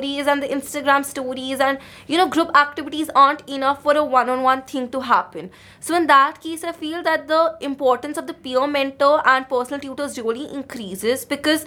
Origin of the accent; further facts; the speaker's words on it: India; now in Bath, United Kingdom; I come from India, where the literacy rate is super, super low